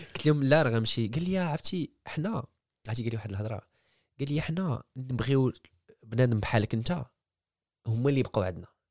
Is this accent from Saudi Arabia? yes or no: no; Casablanca, Casablanca-Settat, Morocco; moved away as an adult; also born or lived in Germany / France; now in China; منتوج مغربي تولدت في, في في كازا في المغرب قريت في, في المغرب